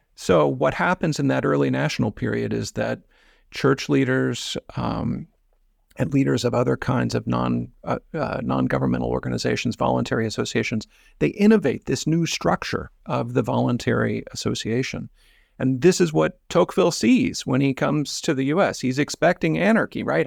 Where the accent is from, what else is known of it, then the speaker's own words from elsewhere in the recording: Midwest, United States; the soil in which I grew up in the Midwest